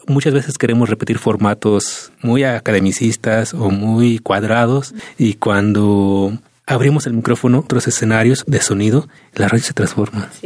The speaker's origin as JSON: {"language": "Spanish", "town": "Santa María Tlahuitoltepec", "region": "Oaxaca", "country": "Mexico", "said": "Y mi pueblo, Tlahuitoltepec"}